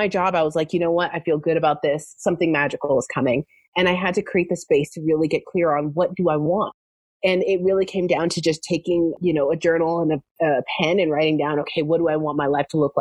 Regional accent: Canada; moved away as an adult; also born or lived in Southern California; now in United States; I am originally from Canada, and I had manifested myself a job in America

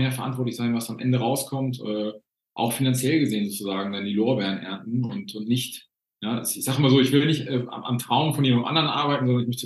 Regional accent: Northern Germany, Germany; ich bin in Norddeutschland groß geworden und äh, wir wohnen jetzt in Bayern mittlerweile

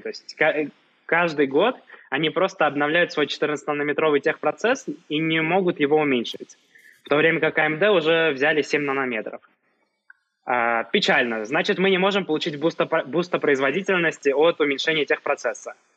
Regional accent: Saint Petersburg, Russia; moved away as an adult; now in Yerevan, Armenia; хотя сам, э, родился и вырос в Петербурге

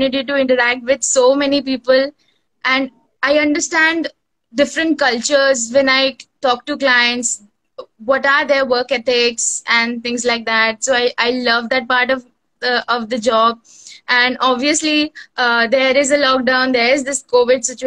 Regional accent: Kolkata, West Bengal, India; I am from India, Kolkata

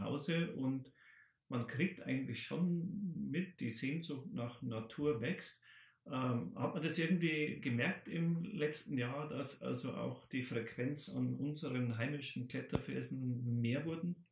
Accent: Bavaria, Germany; bei uns in Bayern

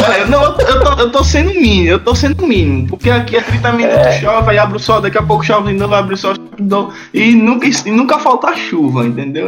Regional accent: Northeast Region, Brazil; moved away; eu sou nordestino

